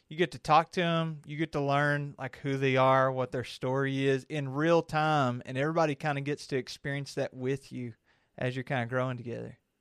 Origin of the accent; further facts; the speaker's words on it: Kentucky, United States; I'm from Kentucky